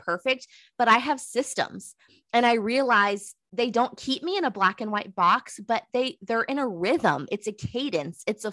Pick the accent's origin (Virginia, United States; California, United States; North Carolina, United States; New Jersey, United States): North Carolina, United States; Southeastern; I'm from the South. I'm from Southeastern North Carolina.